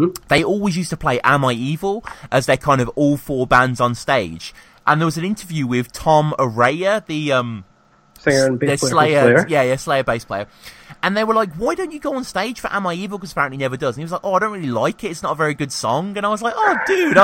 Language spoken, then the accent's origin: English; Birmingham, West Midlands, United Kingdom; moved away; I'm from Birmingham originally